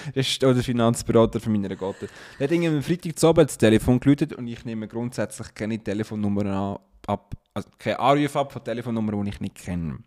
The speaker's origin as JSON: {"language": "German", "country": "Switzerland", "accent": "Swiss German", "said": "wir dann untereinander Schweizerdeutsch reden"}